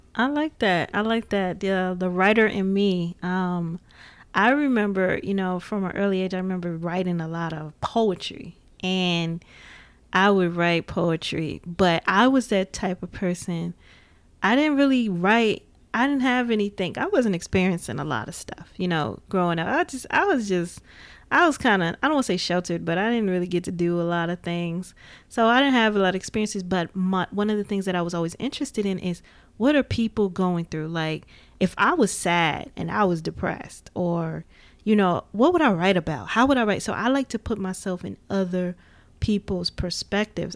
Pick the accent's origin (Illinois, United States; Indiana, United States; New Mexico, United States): Indiana, United States; Gary; growing up in Gary, Indiana, it was just like Chicago was like right there